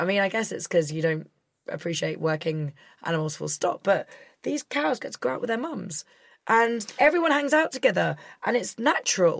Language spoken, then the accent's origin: English; Scotland, United Kingdom; I'm a Scot